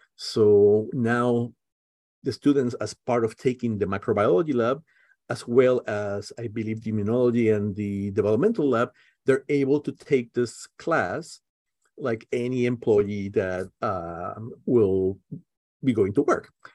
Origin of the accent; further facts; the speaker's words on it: Puerto Rico; now in Merced, United States; I'm originally from Puerto Rico